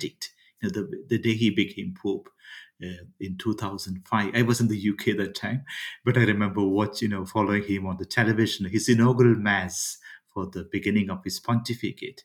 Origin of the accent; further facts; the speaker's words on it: India; I come from India